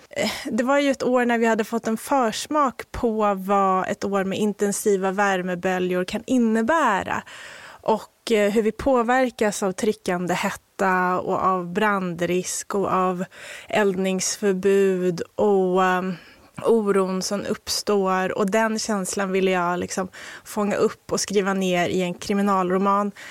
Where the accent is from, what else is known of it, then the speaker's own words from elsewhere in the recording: Haninge, Stockholm County, Sweden; Jag har koppling, men jag är mm. inte från Nynäshamn. Jag är uppvuxen i Haninge.